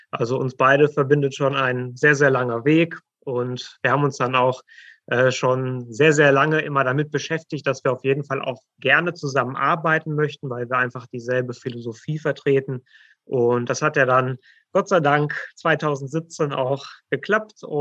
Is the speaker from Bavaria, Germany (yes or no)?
no; Gütersloh, North Rhine-Westphalia, Germany; ähm, bin gebürtiger Gütersloher. Äh, wir haben auch unsere Praxis in Gütersloh.